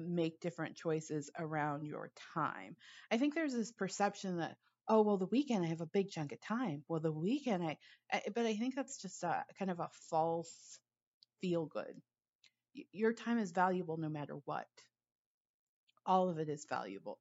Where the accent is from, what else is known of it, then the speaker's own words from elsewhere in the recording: Los Angeles, California, United States; I grew up in Los Angeles